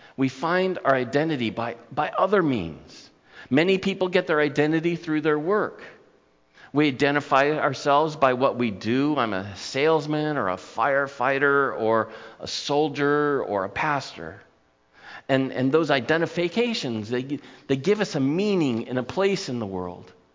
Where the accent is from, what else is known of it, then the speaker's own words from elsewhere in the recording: Newport Beach, California, United States; Growing up in my hometown